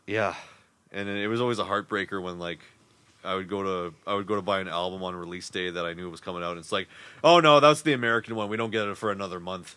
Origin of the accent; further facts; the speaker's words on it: Winnipeg, Manitoba, Canada; we're from Winnipeg